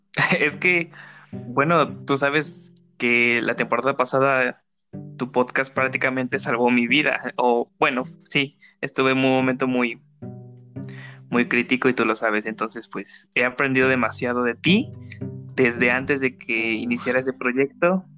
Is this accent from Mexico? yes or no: yes; Puebla, Mexico; soy de Puebla